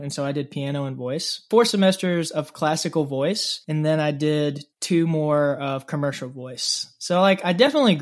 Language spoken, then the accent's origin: English; Mobile, Alabama, United States; I was born and raised in Mobile